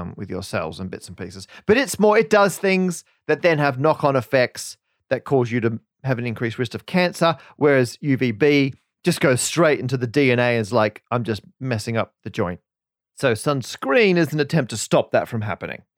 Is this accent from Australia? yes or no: yes; Australia; moved away as an adult; now in United Kingdom; we're both from Australia